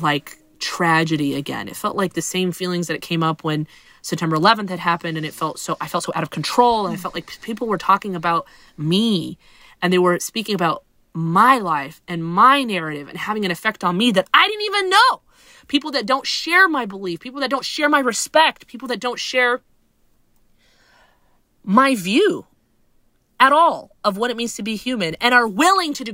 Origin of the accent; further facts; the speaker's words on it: Huntsville, Alabama, United States; I grew up in Alabama